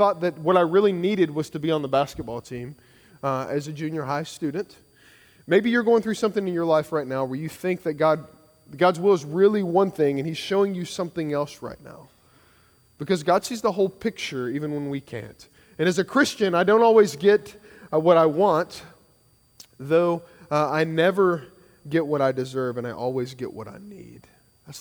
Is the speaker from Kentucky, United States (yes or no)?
yes; Kentucky, United States; now in Georgia, United States; I grew up in Kentucky